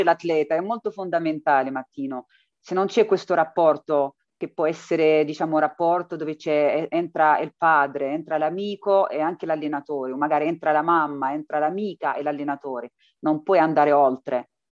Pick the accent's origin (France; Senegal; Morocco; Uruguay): Morocco; now in Matera, Italy; io vengo dall'Africa, dal Marocco, per trovare qualcosa di meglio